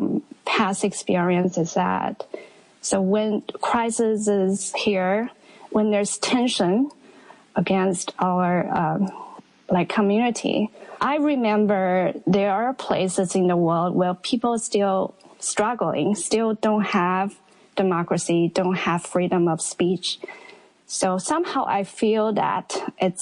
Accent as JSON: {"language": "English", "town": "Wuhan", "region": "Hubei", "country": "China", "also_born_or_lived": "Astoria, Queens, New York", "moved": "as an adult", "lives_now": "New York, United States", "said": "I'm originally from Wuhan, but for the past 17 years, I've been living in the U.S."}